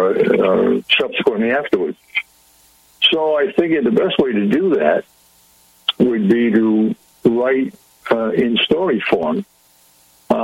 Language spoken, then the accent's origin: English; Pawtucket, Rhode Island, United States; I was born in Pawtucket, Rhode Island, and we lived in a very small apartment